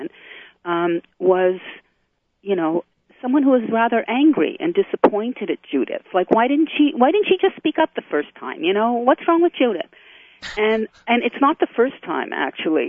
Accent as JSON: {"language": "English", "country": "Canada", "also_born_or_lived": "Israel", "moved": "as an adult", "said": "In addition to being Canadian, I'm an Israeli citizen. I made Aliyah at a certain point and currently living in Canada"}